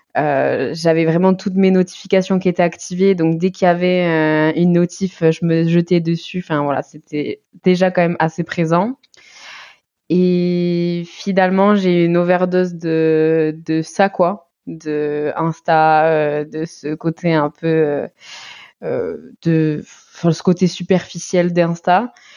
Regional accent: Basque Country, Nouvelle-Aquitaine, France; now in Toulouse, France; j'habitais à Toulouse, sinon je suis du Pays Basque

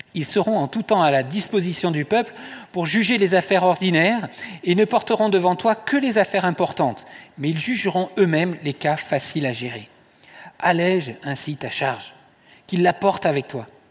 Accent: Toulouse, Occitania, France; je suis né à Toulouse

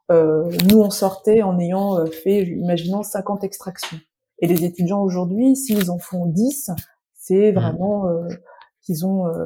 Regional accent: central France, France; je viens euh, le centre de la France, euh, désert médical.

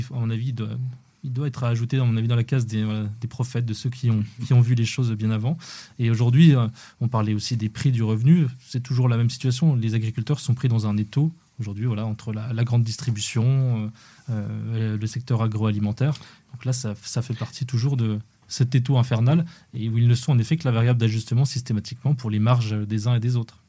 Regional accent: Haut-Doubs, Bourgogne-Franche-Comté, France; je viens du, du, du Haut-Doubs à la frontière suisse

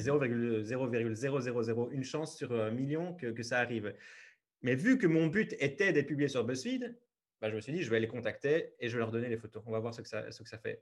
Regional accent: Liège region, Wallonia, Belgium; je suis belge, je viens de la région liégeoise

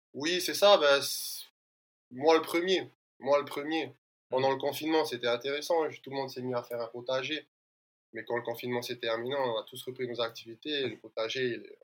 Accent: French Polynesia; je suis originaire de l'île de Moria

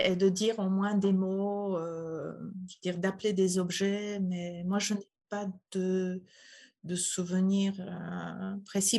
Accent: Poland; French is a second language; moved away as an adult; now in France; je suis polonaise, donc je suis née en Pologne où j'ai grandi et j'ai vécu jusqu'à l'âge de 40 ans.

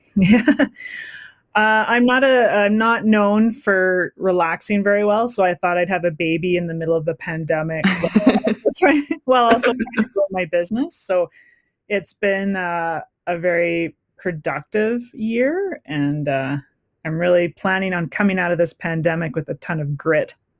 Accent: Surrey, British Columbia, Canada; moved away as an adult; also born or lived in Saskatoon, Saskatchewan; now in Kamloops, Canada; I'm originally from Surrey, BC, but uh, my Metis family uh, comes from Saskatchewan, and that's where I spent a good portion of my adult life

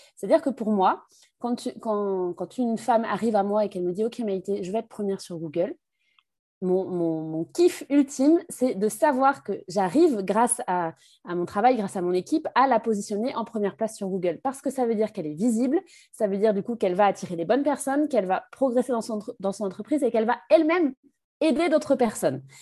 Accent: Brittany, France; also born or lived in Capbreton; now in Bordeaux, France; je suis, euh, bretonne d'origine

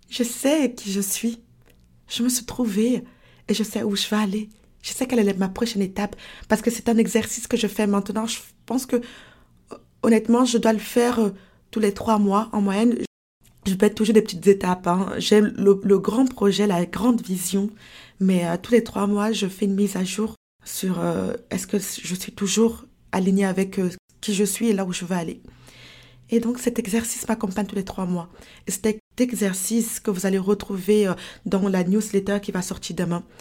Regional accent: France; now in Canada; Et voilà comment je me suis retrouvée au Canada. Voilà comment j'ai quitté la France pour le Canada.

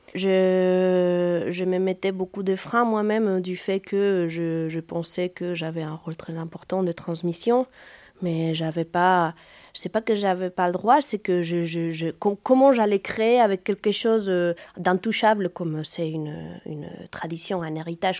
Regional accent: Asturias, Spain; French is a second language; moved away as an adult; now in Brittany, France; je suis née euh, aux Asturies

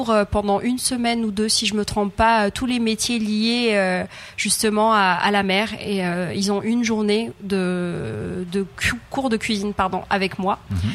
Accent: Réunion; moved away; surtout qu'on vient de loin. Enfin, je venais de La Réunion.

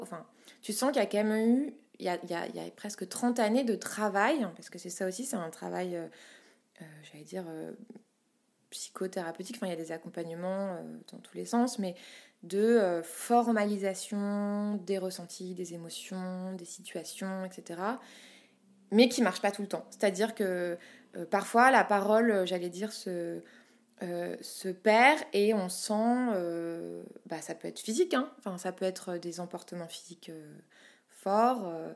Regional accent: Paris, Île-de-France, France; J'ai grandi à Paris, euh, en, dans le centre de Paris, dans le 9e arrondissement

